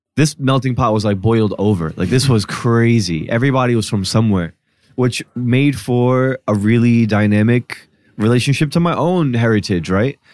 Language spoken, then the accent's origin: English; New Jersey, United States; born or raised there; moved away